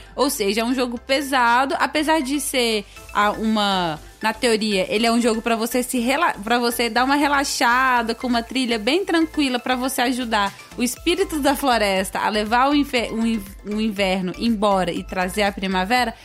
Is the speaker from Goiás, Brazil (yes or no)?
yes; Goiânia, Goiás, Brazil; perto do meu colégio, tinha a Lê Devolve aqui em Goiânia